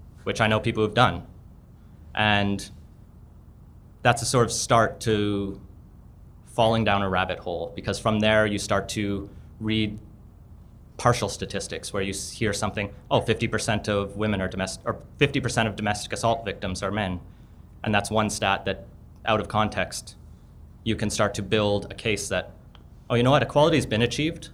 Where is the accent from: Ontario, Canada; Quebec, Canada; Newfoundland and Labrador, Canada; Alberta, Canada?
Alberta, Canada; Southern; I grew up in Southern Alberta